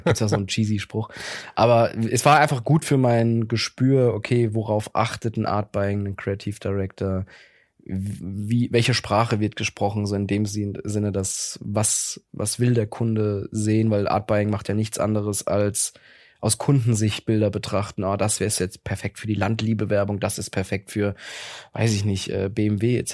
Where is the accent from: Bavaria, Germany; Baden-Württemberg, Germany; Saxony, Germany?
Baden-Württemberg, Germany; Mannheim; moved away as an adult; now in Berlin, Germany; Ich komme aus Mannheim-Gegend. Ich bin okay. gebürtiger Mannheimer.